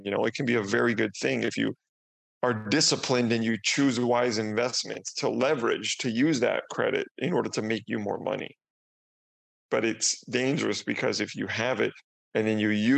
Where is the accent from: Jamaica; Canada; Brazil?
Canada; moved away as an adult; now in Mexico; I'm Canadian, coming from Canada, but I'm actually in Mexico right now